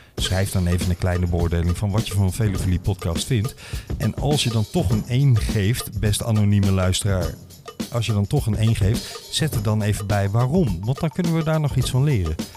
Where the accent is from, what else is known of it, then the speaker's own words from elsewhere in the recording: Mook, Limburg, Netherlands; ik ben geboren in Mook